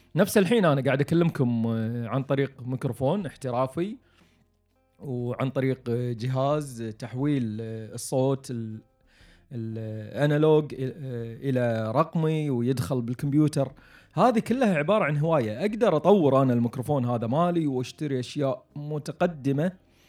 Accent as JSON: {"language": "Arabic", "country": "Kuwait", "said": "عندنا بالكويت"}